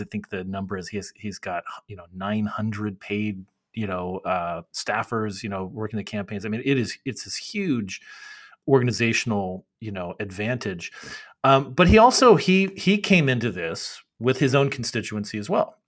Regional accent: Arizona, United States; now in Washington, D.C., United States; I'm from Arizona.

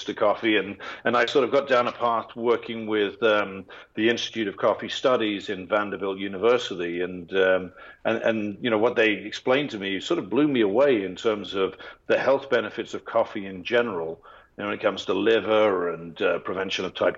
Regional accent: England, United Kingdom; moved away; I'm English

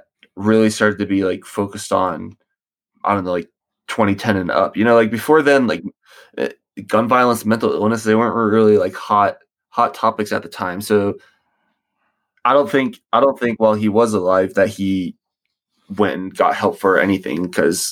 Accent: Charlotte, North Carolina, United States; also born or lived in Virginia Beach, Virginia; I was born in Virginia Beach, Virginia, 1998, and I moved to Charlotte, North Carolina with my family when I was 3, I think, in maybe like 2000, 2001

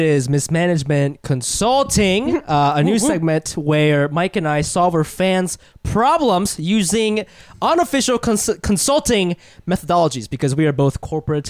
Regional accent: China; moved away; I'm mixed. I'm white, Jewish, and Chinese. And when I was growing up in China, Asian boys would see dating me as a status symbol. But when I moved here, white dudes definitely didn't see it like that.

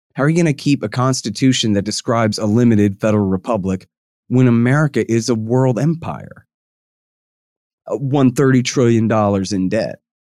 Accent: Austin, Texas, United States; I'm from Austin, Texas.

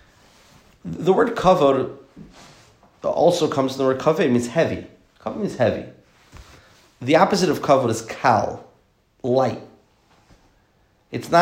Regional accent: the South, United States; I'm from the South

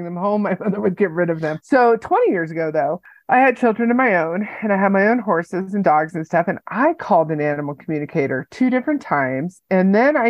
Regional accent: California, United States; now in Colorado Springs, United States; I grew up in California

